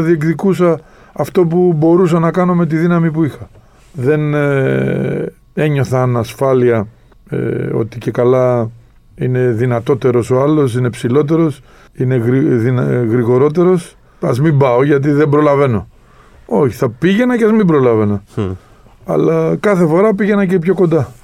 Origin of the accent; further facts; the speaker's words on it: Greece; εμείς εδώ σαν, ε, σαν Έλληνες